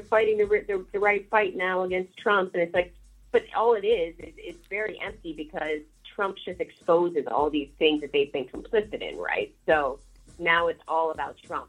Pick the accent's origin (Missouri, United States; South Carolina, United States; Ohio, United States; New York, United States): Missouri, United States; St. Louis; moved away as an adult; now in Chicago, United States; I'm from St. Louis, um, and you know, so I'm in Chicago